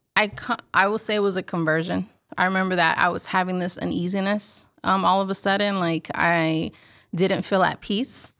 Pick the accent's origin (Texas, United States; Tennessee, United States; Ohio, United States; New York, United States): Texas, United States; Houston; born and raised in Houston, Texas.